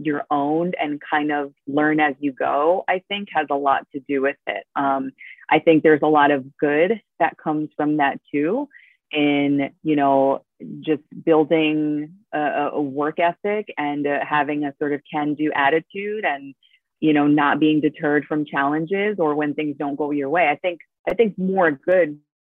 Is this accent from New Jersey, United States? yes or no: yes; New Jersey, United States; first language Spanish; English is a second language; also born or lived in Argentina; I was born in Argentina. I moved here very young. I was 5 or 6. And then, I grew up in North Jersey